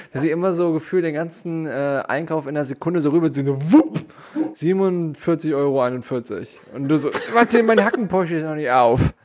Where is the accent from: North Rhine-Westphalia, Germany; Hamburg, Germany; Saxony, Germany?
Hamburg, Germany; ich komme aus Hamburg Süd